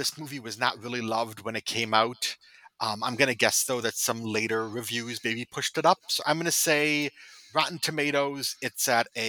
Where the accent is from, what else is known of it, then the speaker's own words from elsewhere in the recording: Chicago, Illinois, United States; My hometown hero here.